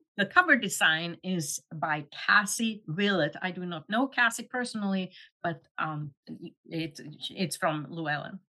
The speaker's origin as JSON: {"language": "English", "town": "Luleå", "region": "Norrbotten County", "country": "Sweden", "tie": "born or raised there", "moved": "yes", "said": "I grew up in Sweden"}